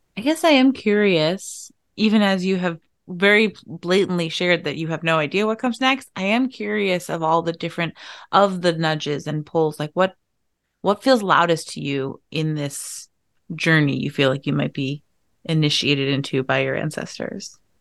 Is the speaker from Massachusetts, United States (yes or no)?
yes; Irish Riviera, Massachusetts, United States; when I was growing up, I was in this, like, incredibly Irish American town